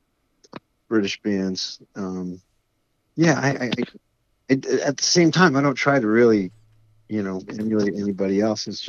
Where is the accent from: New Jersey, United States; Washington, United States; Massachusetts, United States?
New Jersey, United States; Wayne; moved away as an adult; now in Los Angeles, United States; Where we grew up in the New York metropolitan area